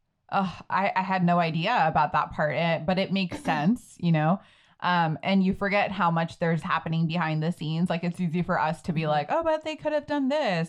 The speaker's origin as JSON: {"language": "English", "country": "India", "said": "it's hard enough sometimes being Indian and being put in that position."}